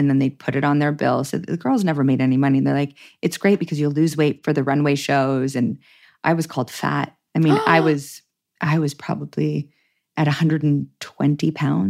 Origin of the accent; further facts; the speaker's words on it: Toronto, Ontario, Canada; Toronto proper, yeah.